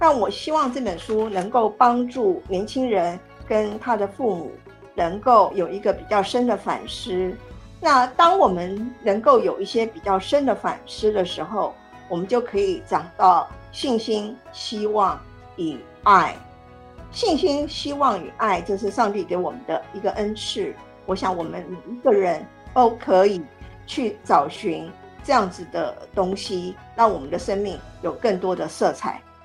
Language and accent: Chinese; Taiwan; moved away as an adult; also born or lived in United States / United Kingdom; 我身在台湾，但是我曾经去美国念硕士，去英国念博士。那在我拿到博士学位之后呢，我曾经将英国教了九年的书